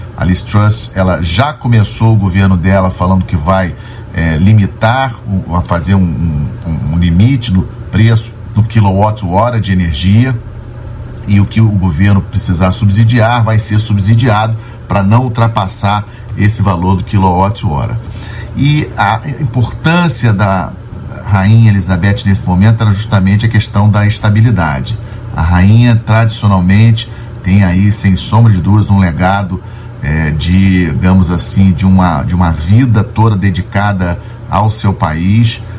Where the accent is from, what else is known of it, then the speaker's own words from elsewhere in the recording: Brazil; como brasileiros, temos que ter orgulho de sermos brasileiros